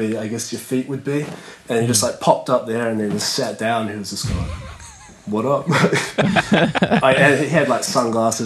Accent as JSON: {"language": "English", "region": "Auckland", "country": "New Zealand", "tie": "born or raised there", "also_born_or_lived": "near Manchester, England", "moved": "yes", "said": "I grew up in Auckland, New Zealand"}